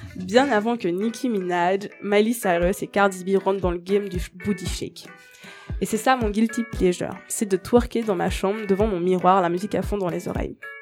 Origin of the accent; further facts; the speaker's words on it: Mauritius; Je viens de l'île Maurice